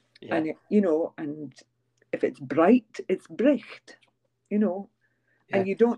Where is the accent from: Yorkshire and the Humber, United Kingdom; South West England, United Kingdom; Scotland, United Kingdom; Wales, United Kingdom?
Scotland, United Kingdom; also born or lived in Yorkshire; now in England; Well, I am Scottish and I come from Fife. That's where I was brought up. That's just north of Edinburgh. I have lived in England now longer than I've lived in Fife.